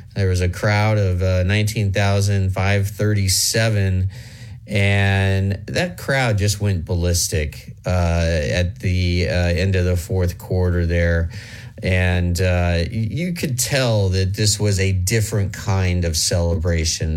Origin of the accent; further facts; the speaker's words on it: Midwest, United States; I'm from the Midwest